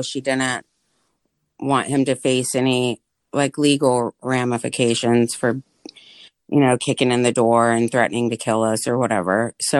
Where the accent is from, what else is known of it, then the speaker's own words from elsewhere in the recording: Austin, Texas, United States; also born or lived in Los Angeles / Northern Virginia; I was born in East LA, but my family on both sides is from Texas, and we moved back. We moved to back to Texas when I was two, and then we had to kind of flee, and we lived in Northern Virginia from the age of 8 to about 15.